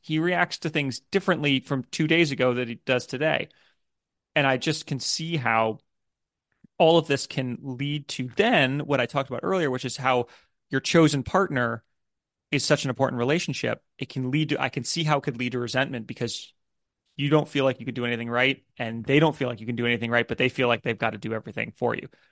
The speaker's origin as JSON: {"language": "English", "country": "United States", "moved": "as an adult", "lives_now": "United Kingdom", "said": "I'm an American. My family's in America, in the U S"}